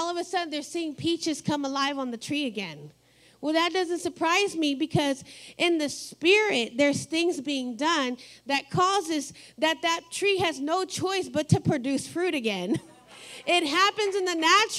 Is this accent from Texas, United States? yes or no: yes; Texas, United States; now in Ohio, United States